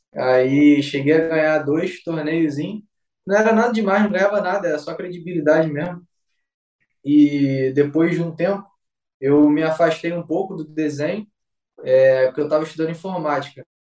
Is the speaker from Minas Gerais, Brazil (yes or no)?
no; Rio de Janeiro, Brazil; sou aqui de Vila Valqueira, Rio de Janeiro